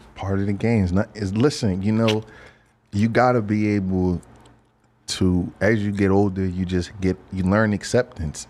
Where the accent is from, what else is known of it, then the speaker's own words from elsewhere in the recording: Philadelphia, Pennsylvania, United States; I'm from Philadelphia